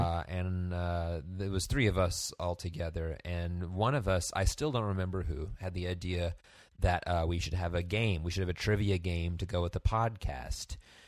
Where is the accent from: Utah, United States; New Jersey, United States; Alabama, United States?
New Jersey, United States; Bergen County; moved away as an adult; now in Boston, United States; I grew up in Bergen County, New Jersey, and I moved to Boston to study theatrical performance at Emerson College. And I graduated in 2009